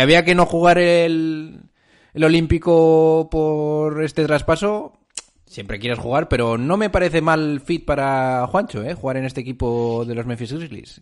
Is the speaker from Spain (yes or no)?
yes; Spain; nosotros, españoles de pura cepa